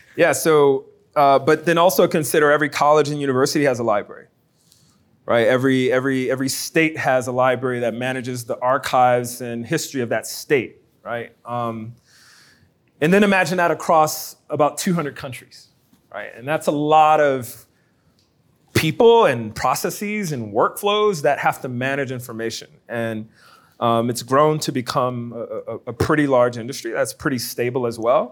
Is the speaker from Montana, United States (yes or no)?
no; New Orleans, Louisiana, United States; now in Baton Rouge, United States; I'm from New Orleans